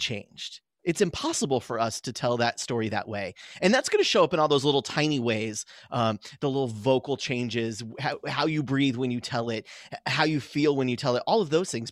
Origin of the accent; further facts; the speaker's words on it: San Diego County, Southern California, United States; I grew up in, in Southern California